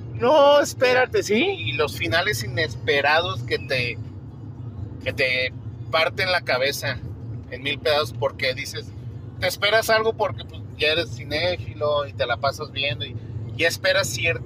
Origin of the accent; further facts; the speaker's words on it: Mexico; aquí en México